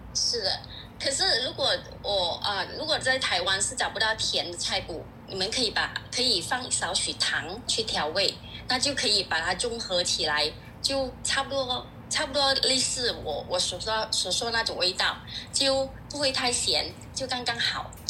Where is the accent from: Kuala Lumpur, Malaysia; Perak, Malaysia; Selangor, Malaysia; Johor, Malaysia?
Kuala Lumpur, Malaysia; 我是来自马来西亚吉隆坡的作者